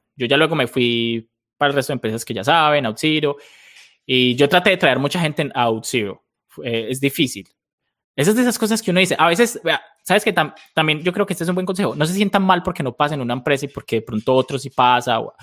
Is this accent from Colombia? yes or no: yes; Colombia; soy, soy colombiano de toda la vida